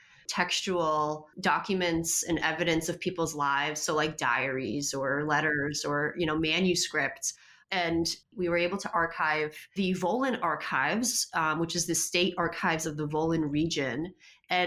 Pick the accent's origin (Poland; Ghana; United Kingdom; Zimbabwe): Poland; moved away; I speak Polish because I was born in Poland and my entire family's in Poland